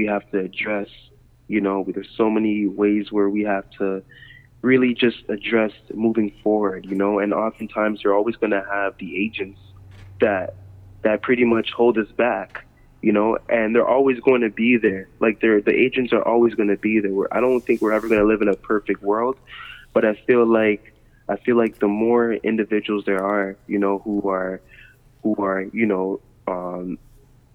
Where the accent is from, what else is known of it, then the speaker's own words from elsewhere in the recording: Toronto, Ontario, Canada; I was born in Toronto